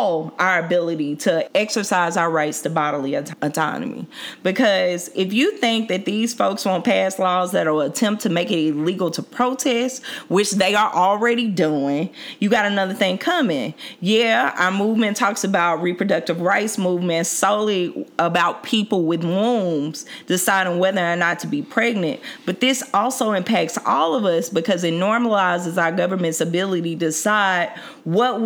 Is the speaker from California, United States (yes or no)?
no; Mississippi, United States; now in Washington, D.C., United States; I'm from Mississippi.